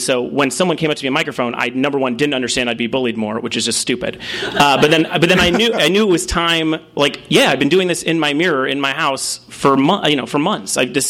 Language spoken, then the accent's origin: English; Los Angeles, California, United States; When I was growing up in Woodland Hills